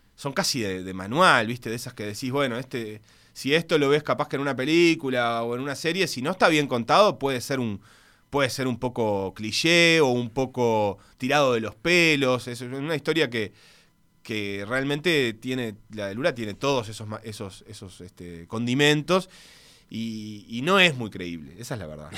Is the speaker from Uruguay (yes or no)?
yes; Uruguay; born or raised there; also born or lived in Buenos Aires, Argentina